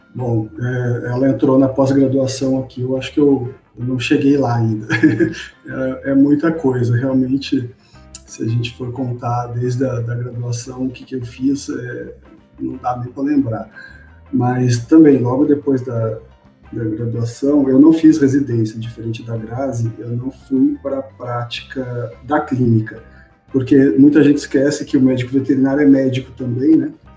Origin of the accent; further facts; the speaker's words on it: Londrina, Paraná, Brazil; now in Goiânia, Brazil; Eu sou de Londrina, mas eu moro em Goiânia.